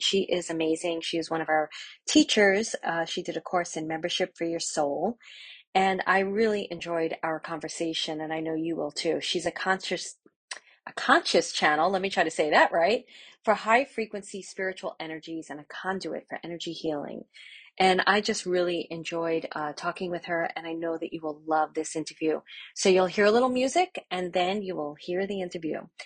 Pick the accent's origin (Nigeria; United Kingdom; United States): United States; New York City, New York; accent: Brooklyn; There's my Brooklyn accent